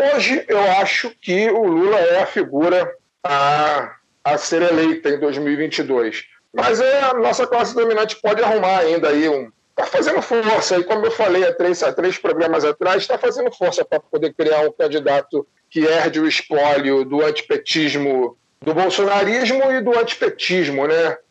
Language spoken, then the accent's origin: Portuguese; Brazil; nós, enquanto brasileiros